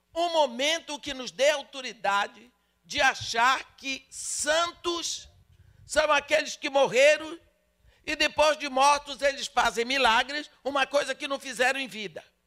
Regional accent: Brazil; a minha experiência como brasileira

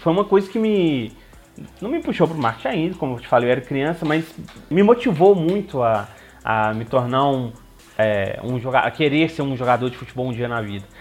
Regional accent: Belo Horizonte, Minas Gerais, Brazil; eu nasci em Belo Horizonte, eu sou bem autêntico mineiro

